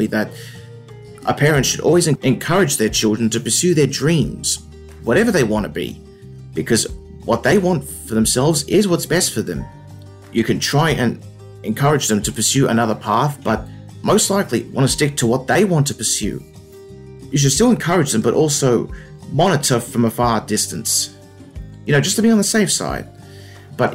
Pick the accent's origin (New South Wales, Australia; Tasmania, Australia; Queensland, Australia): New South Wales, Australia; Wollongong; I grew up in Wollongong my whole life. Wollongong is a coastal town down on the south coast of New South Wales, Australia.